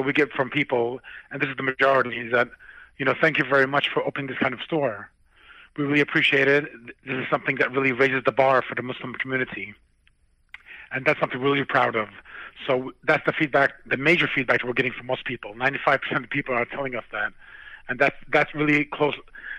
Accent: New York, United States; So we're from New York, and this is a line of business we've been in for many, many years.

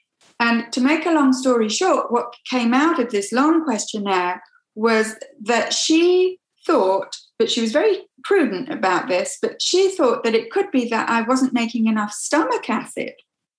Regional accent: England, United Kingdom; moved away as an adult; now in Quebec, Canada; I'm originally from England. So I grew up in different parts of England, but I went to school in Coventry, which is in the Midlands, and I went to university at York.

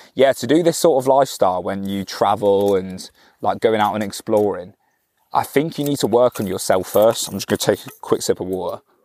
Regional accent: Cornwall, South West England, United Kingdom; I'm from Cornwall

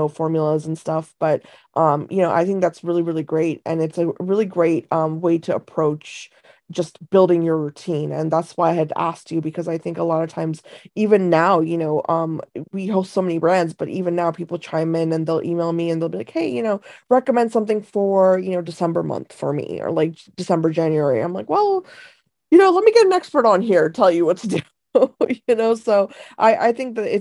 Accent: India; moved away; I was born in India, and I grew up with kind of a lot of the Eastern traditions

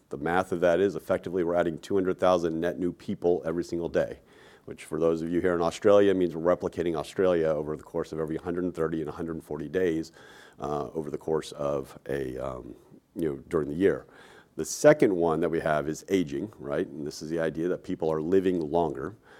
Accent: Texas, United States; moved away as an adult; also born or lived in New York; I'm a Texan, right? Born and raised there, went and lived in New York for roughly fifteen years, moved back to Texas

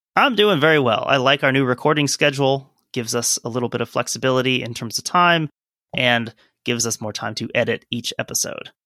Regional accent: Cincinnati, Ohio, United States; I was born in the Cincinnati area

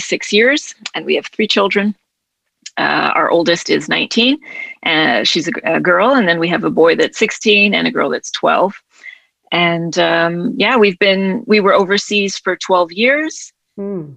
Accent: United States; moved away as an adult; also born or lived in Mexico; I'm American.

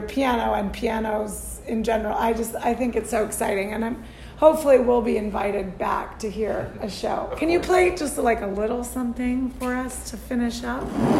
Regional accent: Tucson, Arizona, United States; From my hometown, Tucson, Arizona.

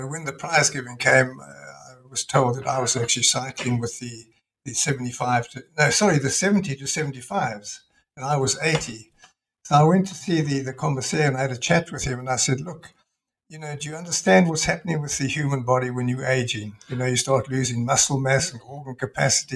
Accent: Scotland, United Kingdom; moved away; I was born in Scotland

